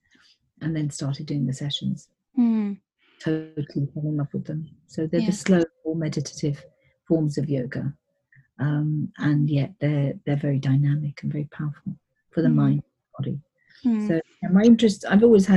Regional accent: England, United Kingdom; also born or lived in East Africa; My parents were born in India, and we lived in East Africa and then came to England from the age of six or something, so I'm very British

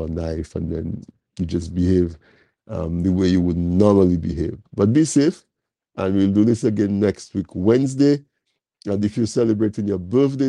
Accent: Dominica; Because we were born in Dominica, we say we are Dominican.

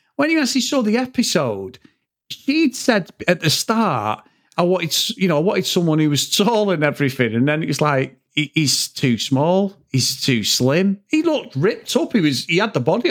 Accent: England, United Kingdom; when they knew you from England

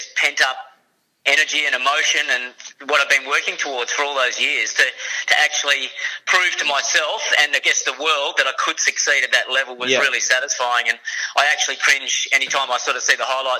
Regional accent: Perth, Western Australia, Australia; that's my hometown Perth

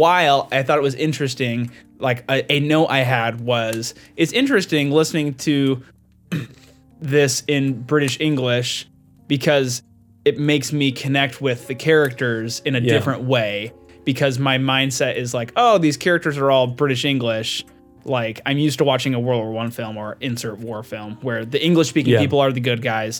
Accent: United States; I am an American

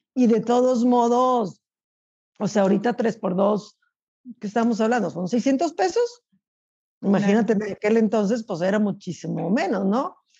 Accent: Chihuahua, Mexico; also born or lived in United States (border); now in United States; yo soy de Chihuahua

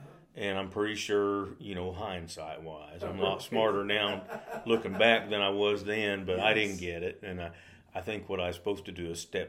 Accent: Mountain Home, United States; also born or lived in Germany; I grew up down in Mountain Home.

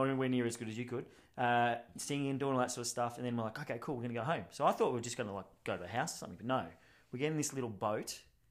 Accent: Canada; Let me just talk to them because we're Canadian and then we'll figure something out.

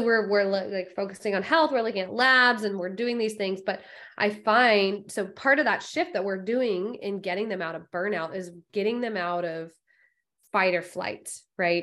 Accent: Florida, United States; I'm a Florida girl through and through myself.

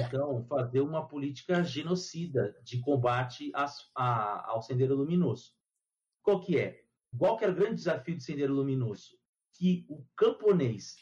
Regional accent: Brazil; eu sou brasileiro

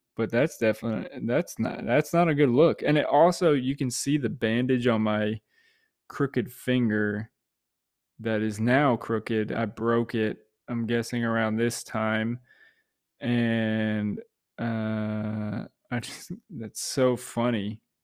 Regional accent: Tampa, Florida, United States; something I was immersed in growing up in Tampa

